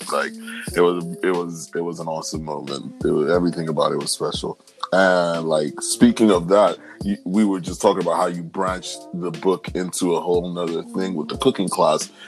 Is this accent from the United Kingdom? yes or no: no; Nigeria; moved away; as a Nigerian